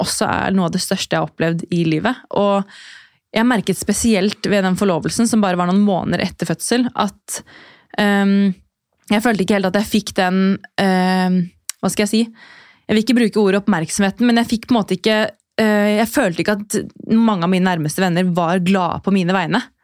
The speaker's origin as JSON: {"language": "Norwegian", "town": "Drammen", "region": "Buskerud", "country": "Norway", "moved": "as an adult", "lives_now": "Oslo, Norway", "said": "Jeg er fra Drammen eh, og har bodd i Oslo snart i ti år."}